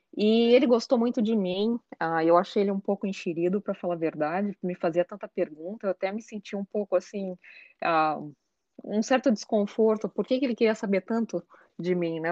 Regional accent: Brazil; moved away as an adult; now in Cleveland, United States; quando eu morava no Brasil

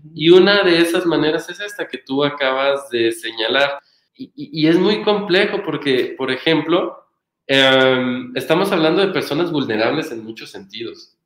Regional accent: Michoacán, Mexico; moved away; yo cargaba con un pequeño estigma por ser michoacana

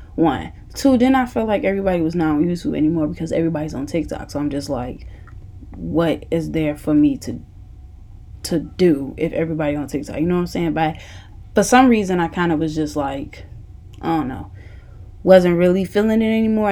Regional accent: Chicago, Illinois, United States; moved away; I went to Kenwood, um, Kenwood Academy High School in Hyde Park, Illinois. It's in the Chicago, somewhat area.

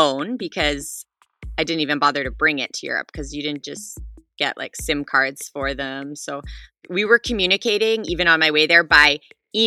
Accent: Calgary, Alberta, Canada; now in Revelstoke, Canada; I am from Calgary, Alberta, which is in Canada, but I currently live in a small mountain town in BC.

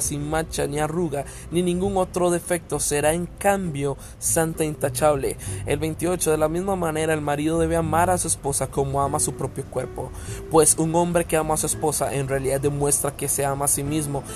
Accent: Costa Rica; Ahorita estamos viviendo en mi país, en Costa Rica

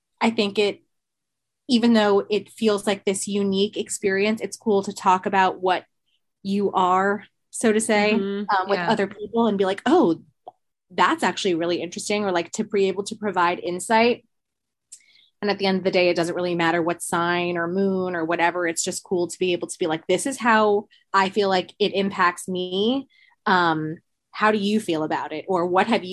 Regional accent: Westchester, New York, United States; also born or lived in Queens, New York; I'm from Westchester, New York. I'm currently living in Queens, Astoria, also in New York

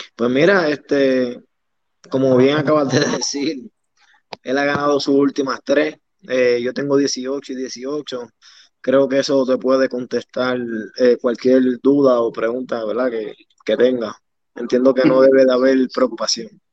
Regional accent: Fajardo, Puerto Rico; yo soy el orgullo de Maternillo

